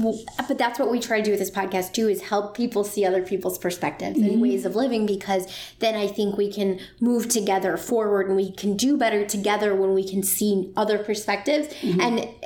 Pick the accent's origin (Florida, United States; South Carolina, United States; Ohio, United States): Ohio, United States; now in Virginia, United States; I'm the girl from Ohio